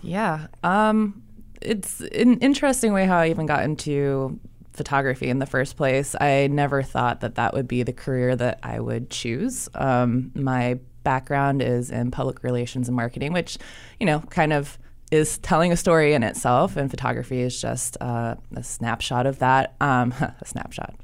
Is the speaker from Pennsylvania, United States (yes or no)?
no; Ohio, United States; moved away as an adult; now in Charlotte, United States; I'm not from here originally. Um, I'm from Ohio.